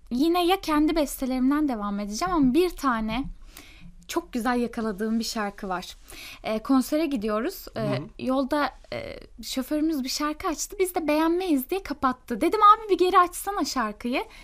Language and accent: Turkish; İzmir, Turkey; also born or lived in Merzifon; yani aslında şöyle ben Merzifon'da doğdum ama e, babam benim emekli albay. E, asker olduğu için e, birkaç yere böyle gitmişliğimiz var. E bir yaşındayken İzmir'e gitmişiz. İzmir'de büyümüşüz.